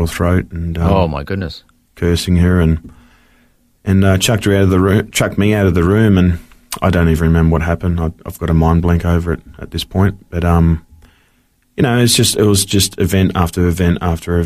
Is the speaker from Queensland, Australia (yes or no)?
no; Wilcannia, New South Wales, Australia; moved away; also born or lived in Sydney / Brisbane; I was born in Wilkenia. It's not in South Africa. It's actually in rural outback of New South Wales.